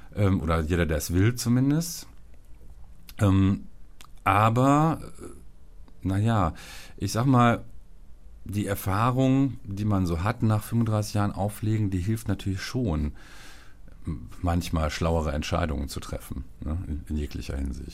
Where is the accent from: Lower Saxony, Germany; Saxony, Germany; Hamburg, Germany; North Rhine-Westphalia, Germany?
North Rhine-Westphalia, Germany; Viersen; da, wo ich groß geworden bin in Viersen